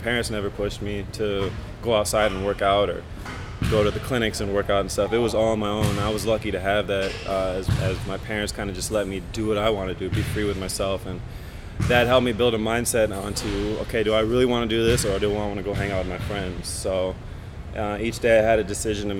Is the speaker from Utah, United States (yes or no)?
no; Chino Hills, California, United States; also born or lived in Costa Mesa / La Verne / Arizona / China; high school, I actually grew up in Chino Hills